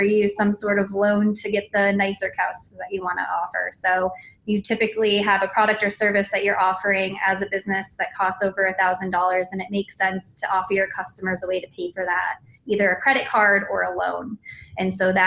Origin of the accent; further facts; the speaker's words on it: San Diego, California, United States; now in Atlanta, United States; I come from Southern California